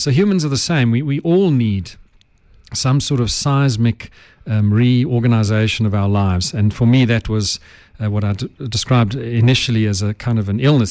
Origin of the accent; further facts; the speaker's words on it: Johannesburg, Gauteng, South Africa; I have English roots. My ancestors were English, but I grew up in Joburg